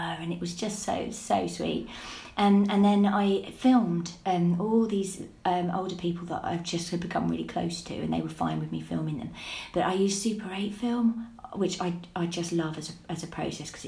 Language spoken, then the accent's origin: English; Leigh-on-Sea, East of England, United Kingdom; now in Wivenhoe, United Kingdom; that's where I grew up. I grew up in Leon Sea